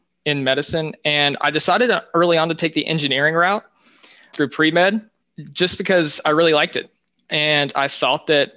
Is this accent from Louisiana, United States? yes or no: yes; Louisiana, United States; moved away as an adult; now in New York City, United States; I spent my first semester in Louisiana in my hometown